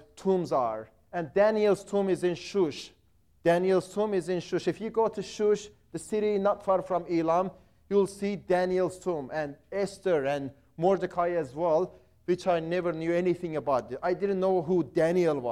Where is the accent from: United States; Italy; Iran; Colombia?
Iran; moved away; I grew up in Iran